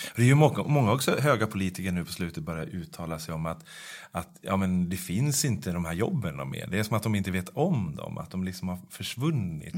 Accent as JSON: {"language": "Swedish", "town": "Norrsund", "country": "Sweden", "tie": "born or raised there", "moved": "yes", "said": "min barndom och min uppväxt i Norrsund"}